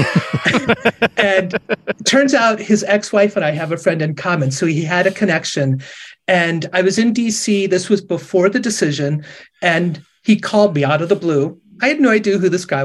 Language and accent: English; Sandusky, Ohio, United States; moved away; when I moved back to my hometown of Sandusky, Ohio